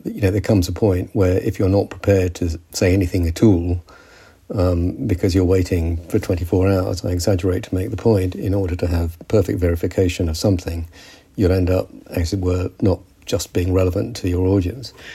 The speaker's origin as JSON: {"language": "English", "country": "United Kingdom", "said": "I'm British because my father fought with the British Army"}